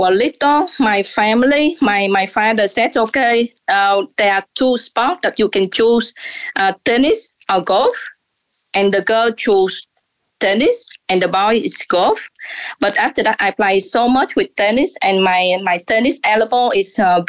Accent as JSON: {"language": "English", "region": "Osaka", "country": "Japan", "second_language": "English", "said": "We're from Osaka."}